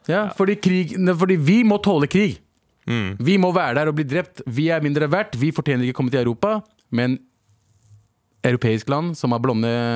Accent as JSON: {"language": "Norwegian", "country": "Pakistan", "said": "Jeg er ikke araber, men jeg er fra det området. Mm. Jeg er pakistaner"}